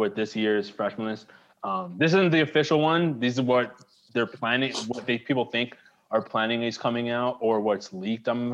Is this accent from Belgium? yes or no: no; Toronto, Ontario, Canada; I grew up in Toronto